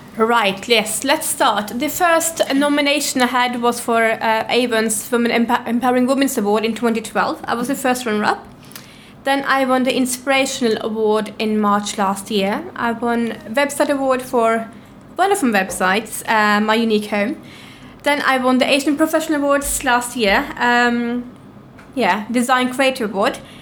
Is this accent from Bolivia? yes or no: no; Norway; moved away as an adult; now in London, United Kingdom; I'm from Norway. I came to London about seven years ago with nothing whatsoever